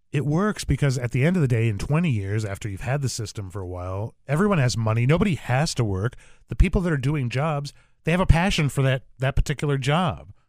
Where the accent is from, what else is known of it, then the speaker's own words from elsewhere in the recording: Arizona, United States; I'm from Arizona